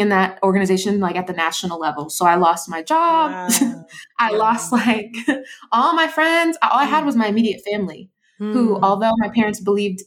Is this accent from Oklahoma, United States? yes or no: no; Georgia, United States; also born or lived in Brooklyn, New York; we moved to Georgia when I was around like second grade.